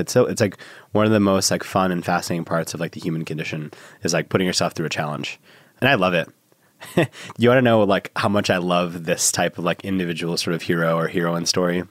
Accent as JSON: {"language": "English", "town": "Chicago", "region": "Illinois", "country": "United States", "tie": "born or raised there", "said": "I was born in Chicago"}